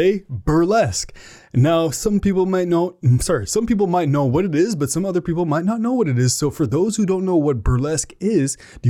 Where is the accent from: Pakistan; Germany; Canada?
Canada; We're Canadian.